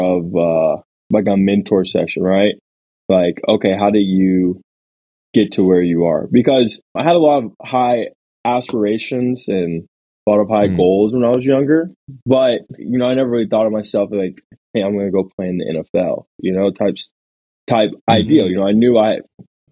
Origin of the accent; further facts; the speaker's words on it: Alpharetta, Georgia, United States; So I grew up in Alpharetta, Georgia, just outside the city.